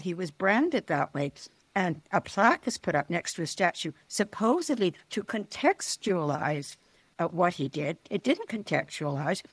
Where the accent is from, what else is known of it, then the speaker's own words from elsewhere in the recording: New Westminster, British Columbia, Canada; also born or lived in London, United Kingdom; having grown up in U S Minster, British Columbia